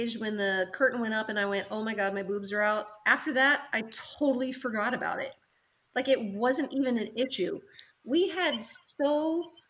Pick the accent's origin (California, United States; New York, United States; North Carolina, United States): North Carolina, United States; moved away; we're from the South, we're from North Carolina